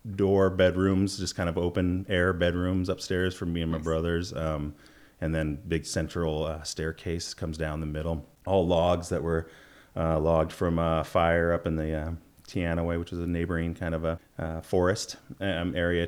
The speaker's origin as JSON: {"language": "English", "town": "Ellensburg", "region": "Washington", "country": "United States", "tie": "born or raised there", "said": "I was born in Ellensburg, Washington"}